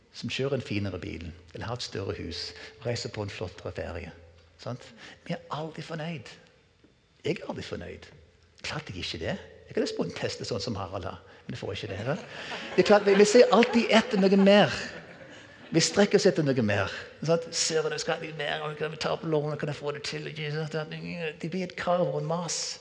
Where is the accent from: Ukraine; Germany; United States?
United States; moved away as an adult; now in Norway; Så jeg er vokst opp med denne kulturen her i USA.